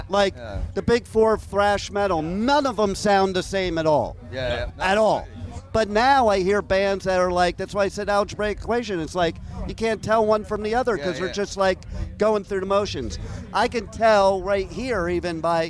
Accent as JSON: {"language": "English", "country": "United States", "also_born_or_lived": "New Jersey", "moved": "yes", "lives_now": "Los Angeles, United States", "said": "Originally New York and New Jersey, but wait, I moved to L.A. in 1980."}